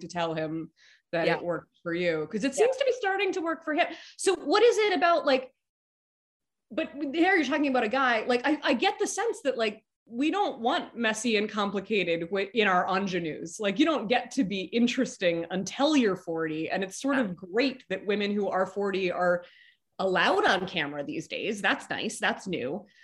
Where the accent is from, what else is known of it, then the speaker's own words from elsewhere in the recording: New York, United States; I grew up in New York.